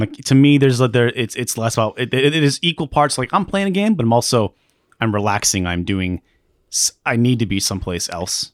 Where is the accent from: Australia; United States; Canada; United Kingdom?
United States; Alaska; I grew up in Alaska.